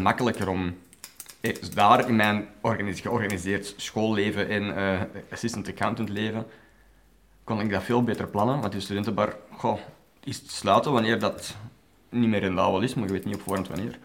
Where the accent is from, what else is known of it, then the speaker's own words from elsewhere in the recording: Brasschaat, Flanders, Belgium; also born or lived in Ostend / Ekeren; Ik ben geboren in Oostende. En op heel vroege leeftijd zijn we verhuisd naar Eker, waar wij heel kortstondig hebben gewoond, want daar weet ik eigenlijk helemaal niks meer van. En dan zijn wij opgeruimd in Capelle, Braschaat